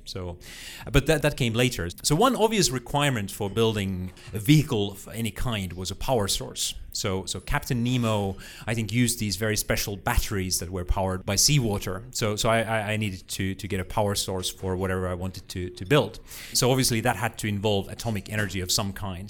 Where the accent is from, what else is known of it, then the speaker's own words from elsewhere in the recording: Finland; moved away; a local school library in my hometown in, uh, Uliwiecka, uh, a town of about ten thousand people, slightly north of the middle of Finland